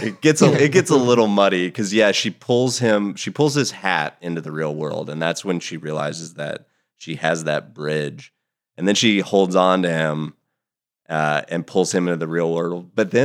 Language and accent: English; West Milton, Ohio, United States; It's in Ohio. It's kind of north of Dayton, so like West Milton